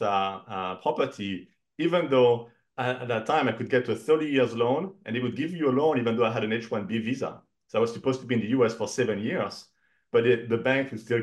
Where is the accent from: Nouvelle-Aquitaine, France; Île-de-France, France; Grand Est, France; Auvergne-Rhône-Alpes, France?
Nouvelle-Aquitaine, France; Cognac; moved away as an adult; now in United States; originally I'm from France, from the Cognac region in north of Bordeaux. And I came to the US for my first job about 21 years ago